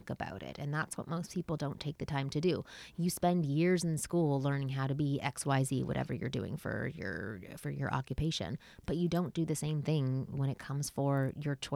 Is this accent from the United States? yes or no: no; Canada; I'm Canadian